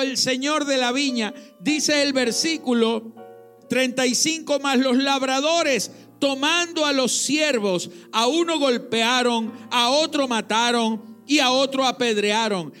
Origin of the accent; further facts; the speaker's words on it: Venezuela; Los que nacimos en Venezuela